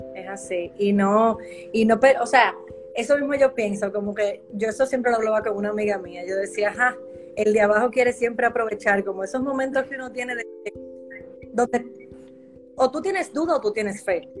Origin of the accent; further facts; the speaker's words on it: Dominican Republic; yo soy dominicana también